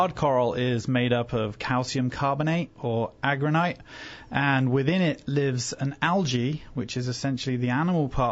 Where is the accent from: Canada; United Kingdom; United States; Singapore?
United Kingdom; England; moved away; also born or lived in Fiji; England, originally